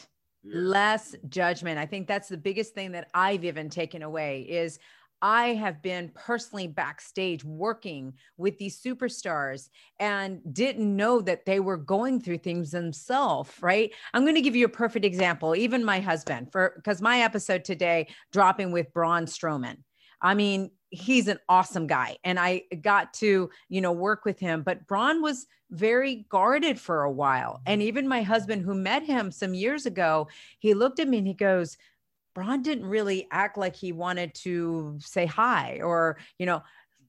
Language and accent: English; Spain; now in United States; for years I was bullied when I came from Spain to the US, and how I was able to adapt and still make something of myself